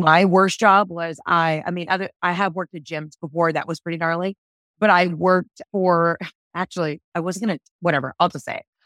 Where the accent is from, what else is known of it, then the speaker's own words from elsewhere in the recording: the South, United States; I'm from the South